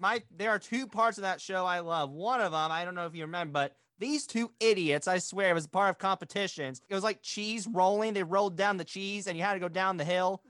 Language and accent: English; Bloomington, Indiana, United States; my hometown, the city of Bloomington, Indiana